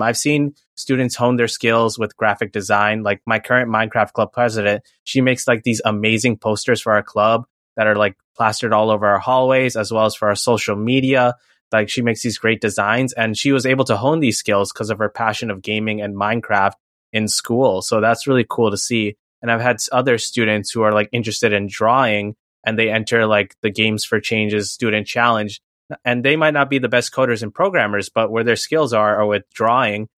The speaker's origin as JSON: {"language": "English", "town": "New York City", "region": "New York", "country": "United States", "tie": "born or raised there", "said": "I also grew up in New York City, born and raised in Queens"}